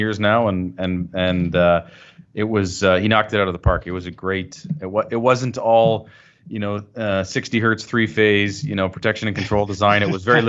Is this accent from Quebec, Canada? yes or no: no; Burlington, Ontario, Canada; I'm a Burlington guy as well. I grew up in the south end